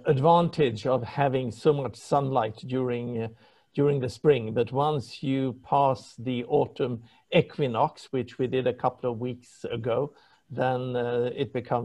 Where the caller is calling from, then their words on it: Stockholm, Stockholm County, Sweden; also born or lived in London, United Kingdom; I'm calling in from Stockholm.